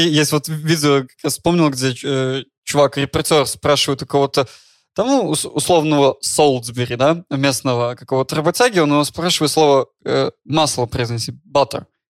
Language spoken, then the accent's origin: Russian; Belarus; moved away; also born or lived in Ukraine; я из Беларуси